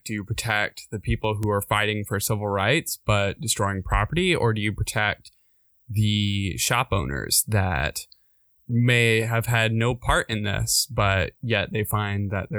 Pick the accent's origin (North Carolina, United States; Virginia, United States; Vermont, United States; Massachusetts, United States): North Carolina, United States; Winston-Salem; my hometown in Winston